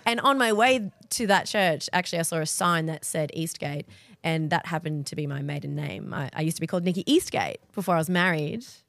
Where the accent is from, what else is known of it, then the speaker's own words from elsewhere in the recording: Perth, Western Australia, Australia; moved away as an adult; also born or lived in Sydney; I grew up in Perth.